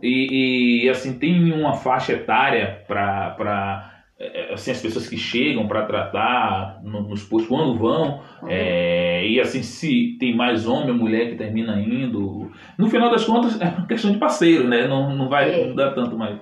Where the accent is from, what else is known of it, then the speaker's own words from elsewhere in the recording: Salvador, Bahia, Brazil; eu sou de Salvador